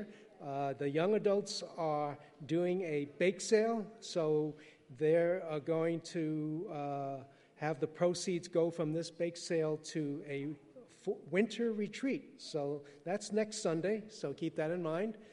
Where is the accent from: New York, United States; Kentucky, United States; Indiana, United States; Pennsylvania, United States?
New York, United States; New York City; English is a second language; I was born and raised in Manhattan, but I didn't speak English until 7